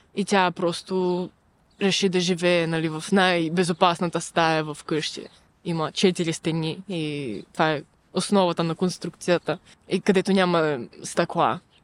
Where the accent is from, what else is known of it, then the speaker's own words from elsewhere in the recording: Ukraine; now in Bulgaria; аз съм украинка